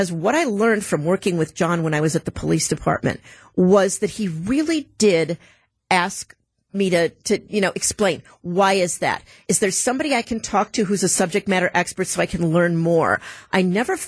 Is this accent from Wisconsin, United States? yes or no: yes; Milwaukee, Wisconsin, United States; from Milwaukee, Wisconsin